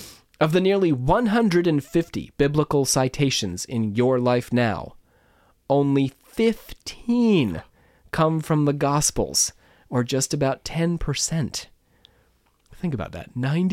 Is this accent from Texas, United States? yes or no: no; Pennsylvania, United States; It's tough to be in Philadelphia anytime, and I grew up outside of Philadelphia, so I know what I'm talking about.